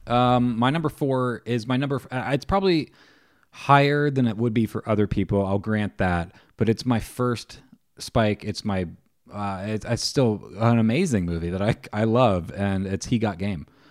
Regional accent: Ohio, United States; I'm from Ohio

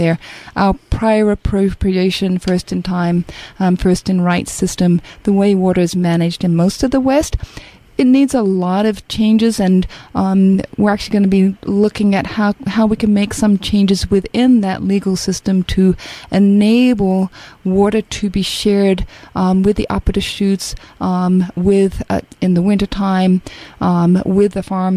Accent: Australia; moved away as an adult; now in United States; growing up in Australia in an arid climate and experiencing drought

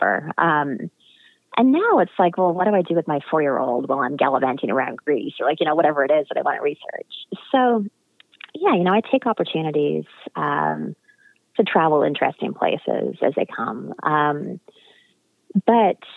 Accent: Western Canada, British Columbia, Canada; I grew up in Western Canada and British Columbia.

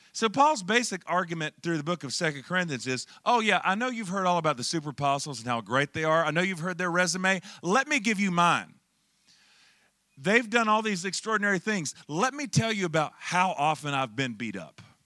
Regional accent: Charlotte, North Carolina, United States; I'm originally from Charlotte, North Carolina

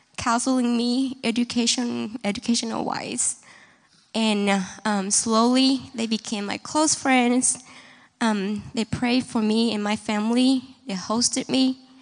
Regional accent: Vietnam; now in Kansas City, United States; I'm from Vietnam

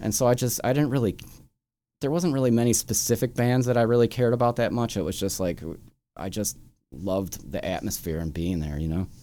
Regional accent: Chicago, Illinois, United States; I grew up here in Chicago, like up on the northwest side in, in Edison Park, Norwood Park, Jefferson Park kinda area

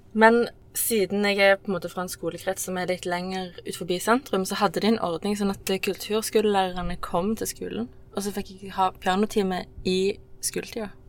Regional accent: Sola, Rogaland, Norway; jeg er oppvokst eh, i Sola, men ikke liksom fra Sola sentrum. Jeg er fra Skjelta.

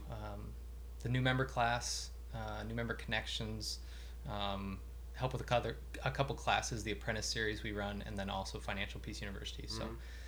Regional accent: Urbandale, Iowa, United States; also born or lived in Nebraska / Kansas; I'm from Urbandale. Mm-hmm. Grew up here my whole life

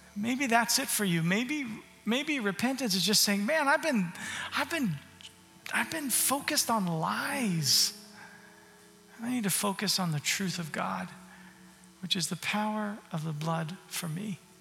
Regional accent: Arizona, United States; moved away; also born or lived in Canada; I grew up in Arizona

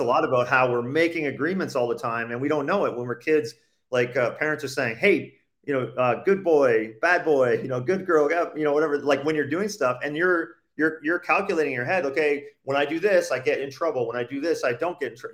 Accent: Canada; born or raised there; moved away as an adult

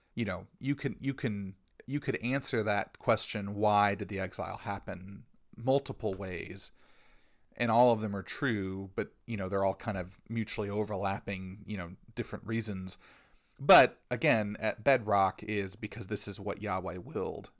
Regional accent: United States; us as Americans

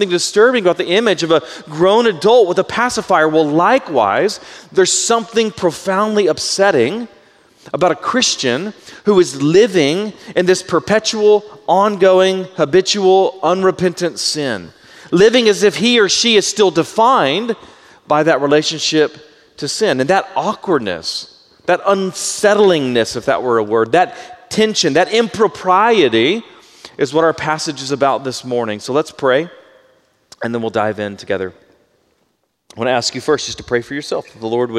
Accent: United States; I'm in my 40s now, and I'm American

